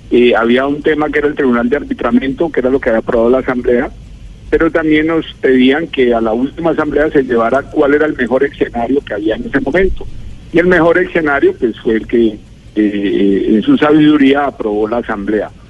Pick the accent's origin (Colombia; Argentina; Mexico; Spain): Colombia; y obviamente si soy más colombiano y más colombianista